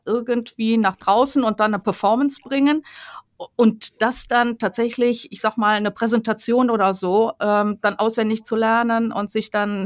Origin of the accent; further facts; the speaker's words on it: Rhineland, Germany; ich komme ja aus dem Rheinland